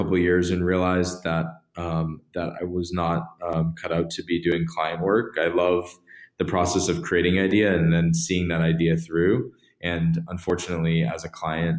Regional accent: Massachusetts, United States; I grew up in Massachusetts

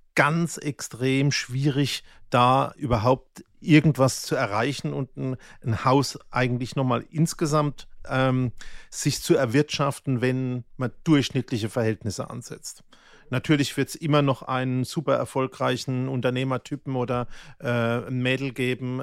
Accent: Mannheim, Baden-Württemberg, Germany; ich bin ja in Mannheim in der Vorstadt aufgewachsen

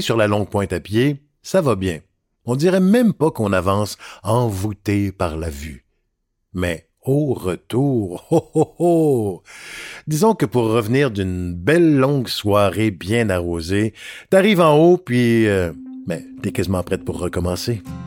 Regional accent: Montreal, Quebec, Canada; also born or lived in Petite-Vallée, Gaspésie; je suis un Gaspésien né à Montréal en 1963

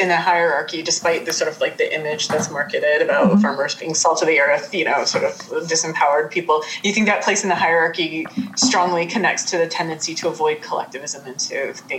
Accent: Portland, Oregon, United States; Like I grew up in the Portland area in Oregon, but I was really adjacent to lots of farmland and agricultural production.

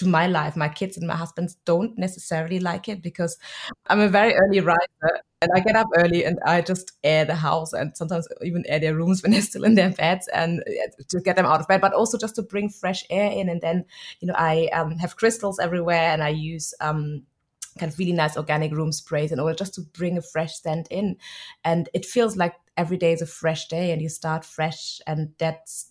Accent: Germany; moved away; I'm Nigerian, but I was born and raised in Germany.

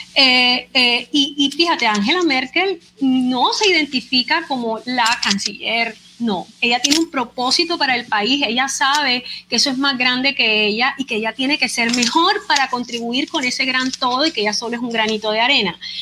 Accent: Barranquilla, Atlántico, Colombia; soy barranquillera, colombiana, abogada

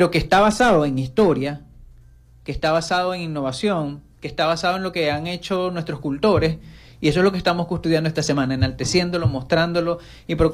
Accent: Zulia, Venezuela; Así que, por supuesto, que yo decía que soy venezolano, identidad de la cual también estamos muy orgullosos los, zulianos, entiéndase bien, ¿cierto?

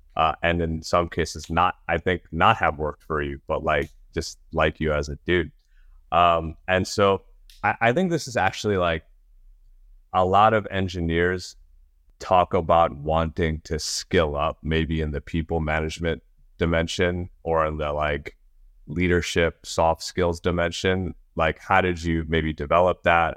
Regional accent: New York, United States; I grew up in New York

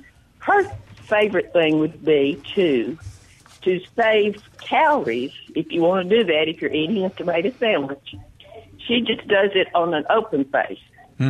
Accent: Magee, Mississippi, United States; now in Laurel, United States; I'm originally from McGee.

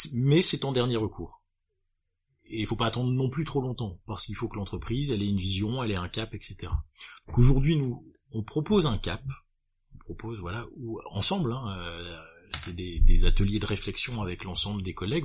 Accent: Lille, Hauts-de-France, France; Lille parce que je suis purement euh, bah là-bas je suis lillois

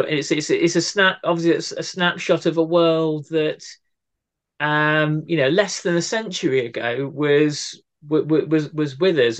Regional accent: Cardiff, Wales, United Kingdom; my hometown here cardiff

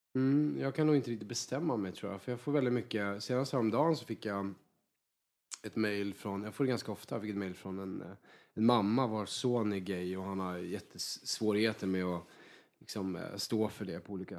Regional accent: Värmland, Sweden; moved away; Jag kommer ju från en riktig så här, arbetarklass i Värmland

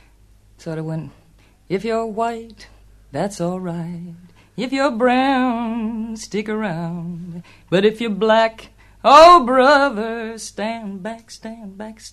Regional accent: Utah, United States; now in New York, United States; It took me a long time to admit it because I'm a Westerner from Utah, but I've lived there most of my life, when I'm not here, that is.

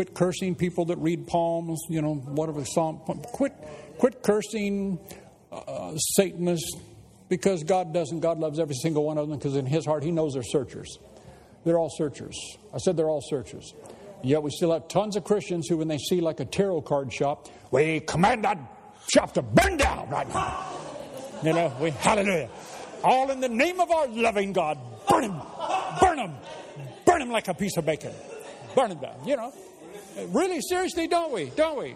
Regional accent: United States; moved away as an adult; now in England; I know I'm an American.

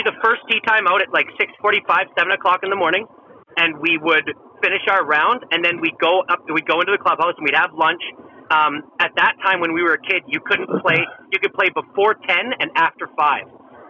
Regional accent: Canada; born or raised there

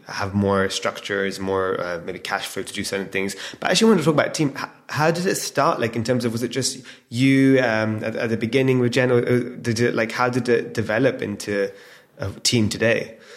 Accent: England, United Kingdom; now in London, United Kingdom; we're born and raised in England, Londoners now.

